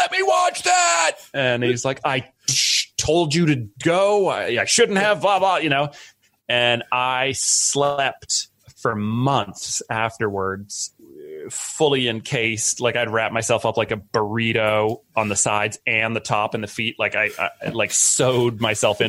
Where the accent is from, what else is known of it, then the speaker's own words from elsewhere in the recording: a little town outside of Boston, Massachusetts, United States; I grew up in a little town outside of Boston, Massachusetts